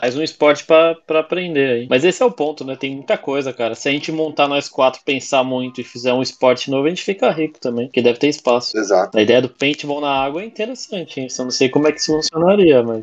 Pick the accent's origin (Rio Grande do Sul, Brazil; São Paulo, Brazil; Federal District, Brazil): São Paulo, Brazil; Santos; eu morei a vida toda em Santos